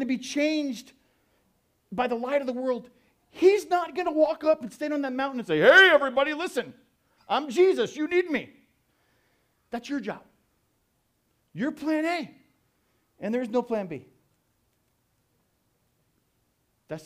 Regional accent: Tucson, Arizona, United States; I'm from Tucson. I love Tucson.

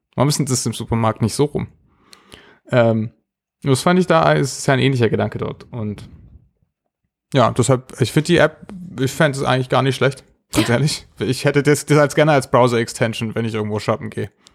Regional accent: Germany; Als Deutsche

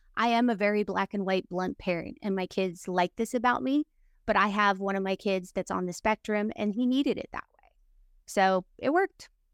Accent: Utah, United States; moved away; I was from Utah

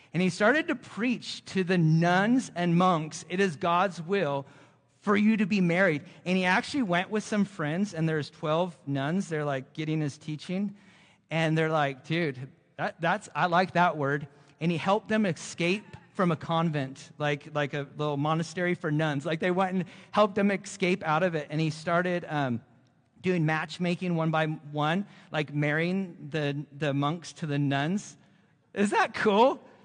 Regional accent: Central Coast of California, United States; moved away; also born or lived in Florida; I'm originally from the Central Coast of California, and we lived in Florida for fifteen years

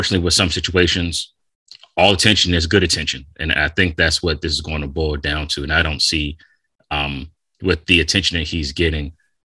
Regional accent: United States; being American

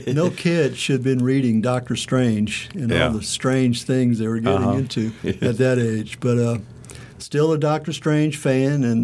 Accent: Louisiana, United States; also born or lived in Oxford, Mississippi; now in Starkville, United States; From Louisiana, have moved through the institutions in Mississippi.

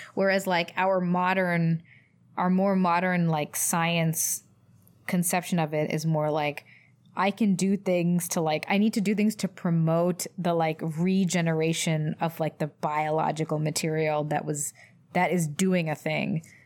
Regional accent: Louisville, Kentucky, United States; I grew up in Louisville, Kentucky

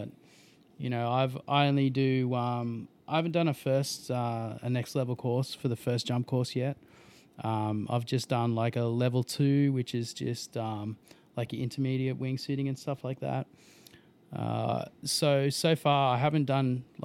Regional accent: Logan, Queensland, Australia; from Logan

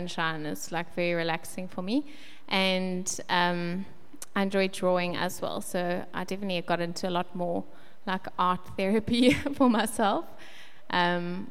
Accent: Westville, KwaZulu-Natal, South Africa; also born or lived in Kloof; now in Pinetown, South Africa; at the moment, we live in Pinetown. I grew up in Westville, went to school in Kloof

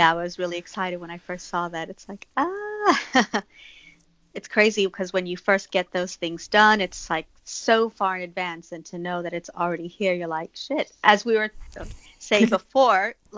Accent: Texas, United States; I'm from Texas

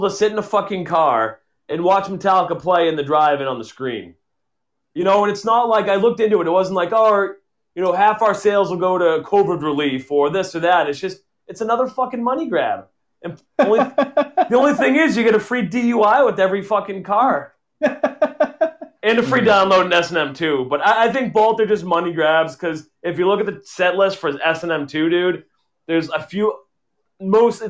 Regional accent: Marlborough, Massachusetts, United States; my hometown here in Marlboro

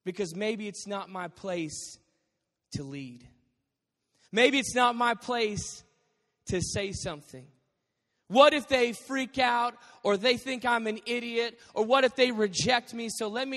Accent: Dallas, Texas, United States; moved away; also born or lived in Arizona; I grew up in Dallas

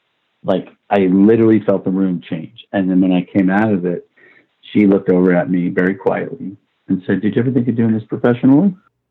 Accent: Brooklyn, New York, United States; accent: Brooklyn; I had this Brooklynese accent and, you know, heavy, heavy Brooklyn accent.

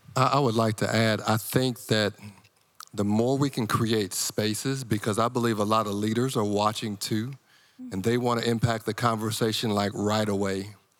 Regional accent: Iowa, United States; moved away; growing up in Iowa

